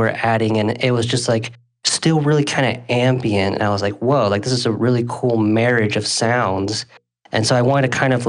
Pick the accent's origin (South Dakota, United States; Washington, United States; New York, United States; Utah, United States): Utah, United States; Salt Lake City; also born or lived in Ventura, California; I currently reside in Salt Lake City. I've been out in Utah for most of my life, but originally I'm from Ventura, California